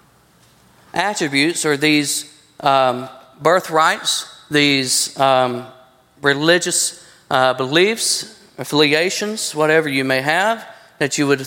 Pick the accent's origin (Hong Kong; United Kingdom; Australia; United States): United States; I'm an American. Yes, I'm born in this country